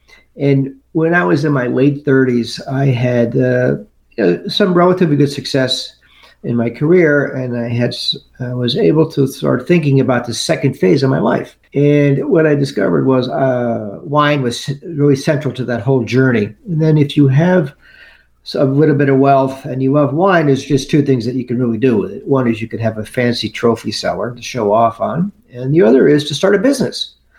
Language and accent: English; United States; So I'm from the New York, New Jersey area, and I've been working on Wall Street since 1985